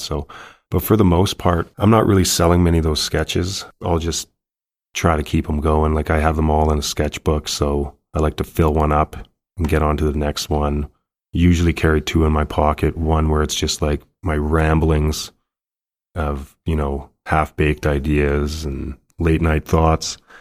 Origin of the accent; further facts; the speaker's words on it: Calgary, Alberta, Canada; born and raised Calgarian